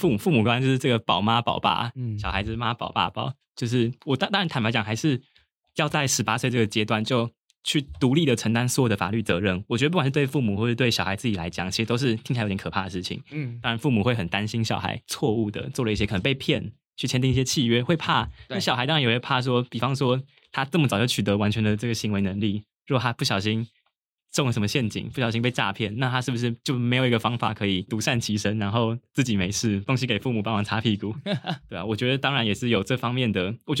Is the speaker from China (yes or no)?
no; Taipei, Taiwan; 我自己是个人是比较幸运，因为我老家在台北，所以我其实还是住家里。